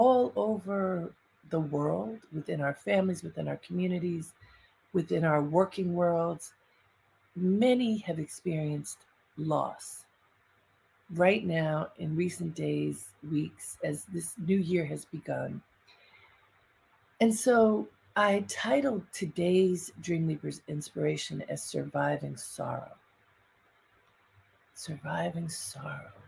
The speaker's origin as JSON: {"language": "English", "town": "Baltimore", "region": "Maryland", "country": "United States", "tie": "born or raised there", "said": "some people just of note in my family or community growing up in Baltimore"}